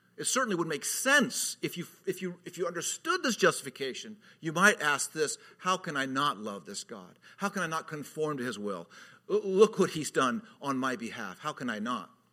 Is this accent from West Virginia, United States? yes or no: no; California, United States; moved away; I was from California at the time. I, I'm always from California